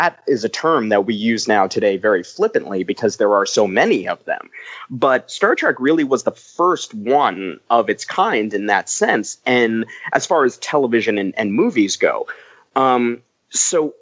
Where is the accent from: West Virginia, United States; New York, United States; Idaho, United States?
New York, United States; I grew up on Staten Island in New York